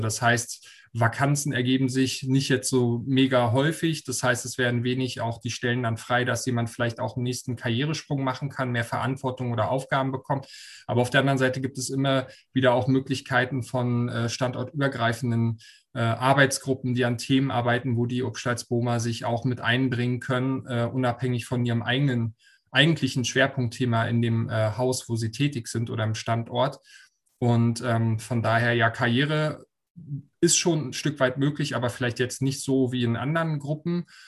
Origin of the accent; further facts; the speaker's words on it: Berlin, Germany; komme gebürtig aus Berlin